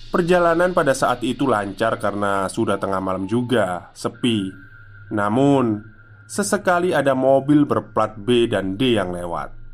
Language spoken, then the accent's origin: Indonesian; Garut, West Java, Indonesia; mudik ke kampung halaman saya di Garut